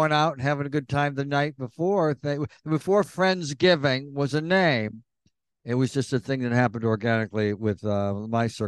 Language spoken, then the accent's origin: English; Elmira, New York, United States; I grew up in Europe, in Elmira.